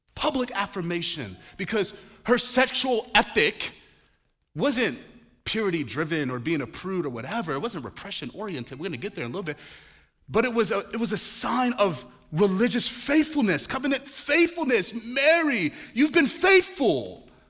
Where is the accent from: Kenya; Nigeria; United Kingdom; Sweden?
Nigeria; moved away; also born or lived in Chicago; I'm Nigerian.